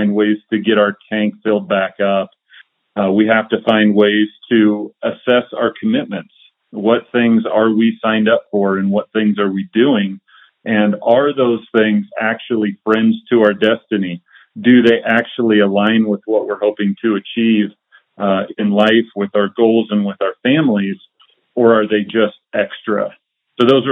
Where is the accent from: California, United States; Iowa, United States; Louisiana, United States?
Iowa, United States; I grew up in Iowa, and in Iowa in the early 80s, recess kickball was life